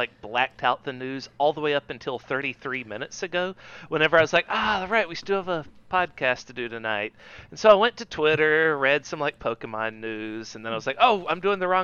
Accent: Southeast Georgia, United States; Both of us are from Southeast Georgia

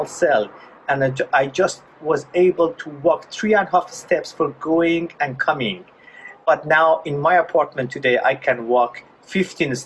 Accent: Iran; I was born in Iran in a Muslim family right after the Islamic Revolution

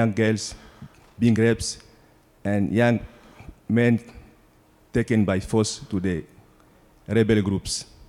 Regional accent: DR Congo; also born or lived in South Africa / Cape Town; now in United States; We are originally coming from the Republic Democratic of Congo. And we flee from our home country to South Africa due to civil war

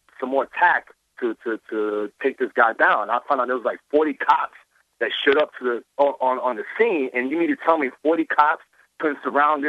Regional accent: Georgia, United States; moved away as an adult; now in New York, United States; I'm from Georgia originally. Born and raised down there. I mean, I've been in New York for 12 years

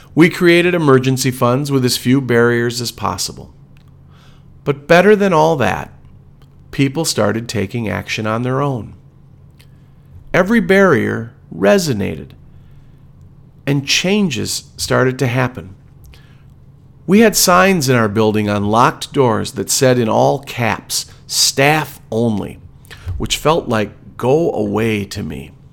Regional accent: Wisconsin, United States; We are from Wisconsin

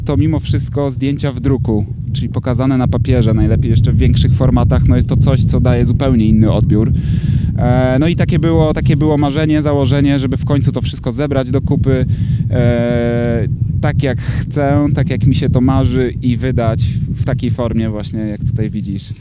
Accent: Tricity, Pomeranian Voivodeship, Poland; urodziłem się, mieszkam w Trójmieście

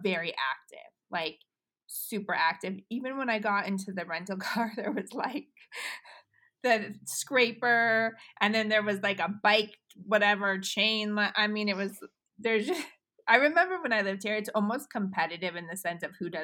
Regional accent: Boulder, Colorado, United States; moved away; I grew up in Boulder for a long time

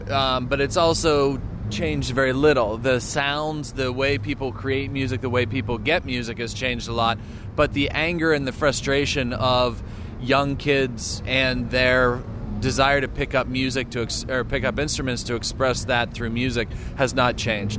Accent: United States

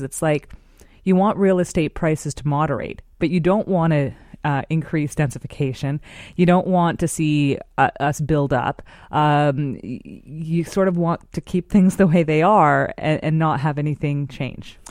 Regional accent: Vancouver, British Columbia, Canada; I grew up here in Vancouver

